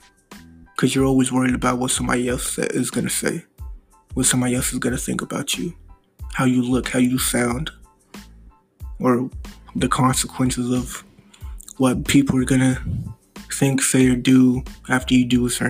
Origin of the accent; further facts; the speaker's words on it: United States; also born or lived in Missouri; I'm American, live in Missouri